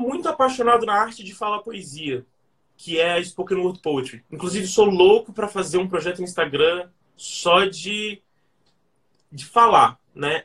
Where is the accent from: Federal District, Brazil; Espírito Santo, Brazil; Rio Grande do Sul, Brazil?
Federal District, Brazil; Brasília; nasci em Brasília, cresci aqui